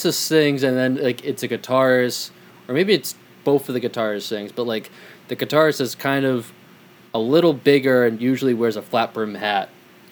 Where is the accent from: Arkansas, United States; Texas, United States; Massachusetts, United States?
Massachusetts, United States; where I grew up in Massachusetts.